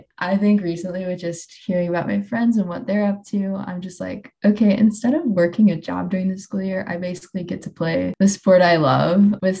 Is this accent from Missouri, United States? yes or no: yes; St. Charles, Missouri, United States; I'm from St. Charles, so not St. Louis.